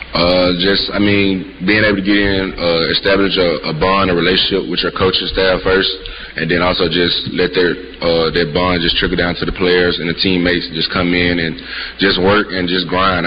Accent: Mississippi, United States; moved away; I'm from Mississippi

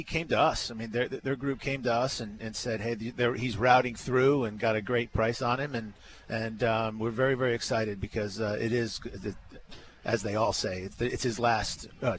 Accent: Rhode Island, United States; I grew up in Rhode Island

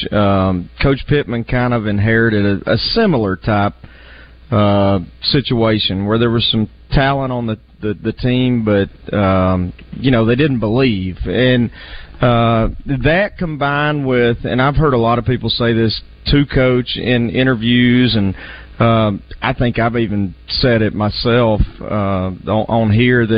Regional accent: Central Arkansas, United States; a Central Arkansas kid

